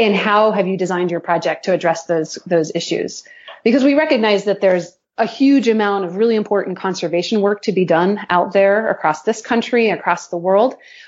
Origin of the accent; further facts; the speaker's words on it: Boston, Massachusetts, United States; You know, I'm from Boston, right, Doug?